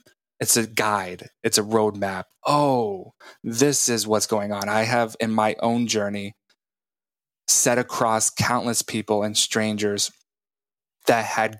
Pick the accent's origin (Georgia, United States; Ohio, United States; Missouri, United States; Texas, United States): Texas, United States; Texas Panhandle, United States; moved away; I am from Texas.